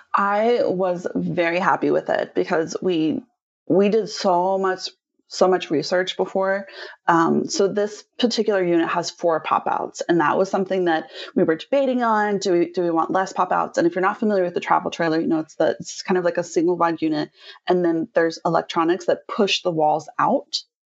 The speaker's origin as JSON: {"language": "English", "town": "Cincinnati", "region": "Ohio", "country": "United States", "also_born_or_lived": "Portland", "moved": "as an adult", "lives_now": "Maui, United States", "said": "we're actually from the Midwest, so Cincinnati, Ohio area is where we're originally from"}